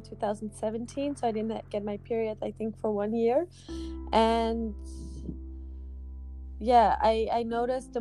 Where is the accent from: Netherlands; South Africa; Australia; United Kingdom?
Netherlands; now in Brussels, Belgium; I live in Brussels in Belgium, Europe. And I come from the Netherlands.